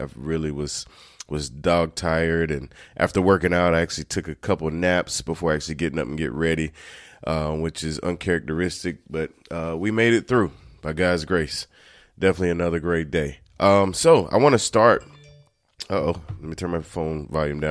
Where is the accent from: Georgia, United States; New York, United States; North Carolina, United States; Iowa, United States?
North Carolina, United States; I grew up in North Carolina